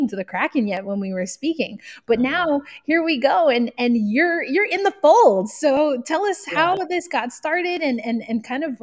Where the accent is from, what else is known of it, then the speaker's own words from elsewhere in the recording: New York, United States; now in Tulsa, United States; I'm originally from New York